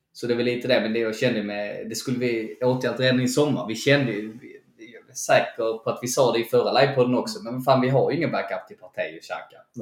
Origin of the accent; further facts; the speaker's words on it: Sweden; som svenskar